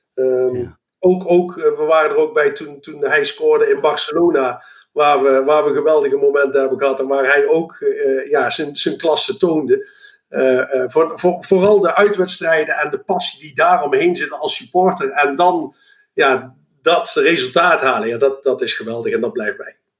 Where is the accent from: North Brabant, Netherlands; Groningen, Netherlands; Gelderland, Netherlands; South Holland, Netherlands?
North Brabant, Netherlands; Eindhoven; also born or lived in Lommel, Belgium; geboren en getogen in Eindhoven